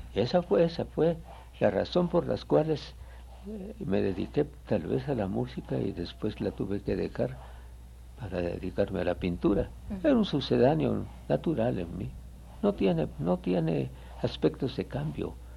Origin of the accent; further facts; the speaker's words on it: Guatemala; moved away as an adult; also born or lived in Quetzaltenango, Guatemala; now in Mexico; yo nací en Guatemala, me llevaron de pequeño a Quetzaltenango, la segunda ciudad de la República. Pasamos allí hasta los 11 años de mi edad.